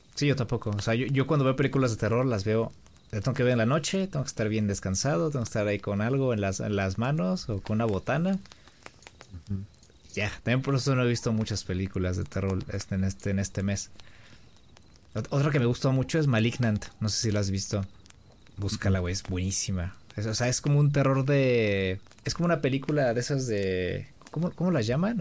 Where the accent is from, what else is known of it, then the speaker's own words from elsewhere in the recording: Mexico; yo soy mexicano